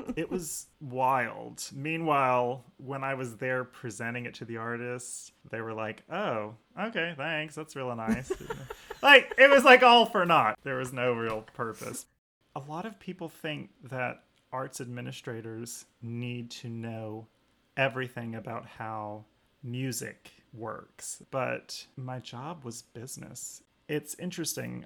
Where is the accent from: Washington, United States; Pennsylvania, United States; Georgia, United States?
Georgia, United States; Fairview; I grew up outside of Atlanta, Georgia, in a very small farm and village called Fairview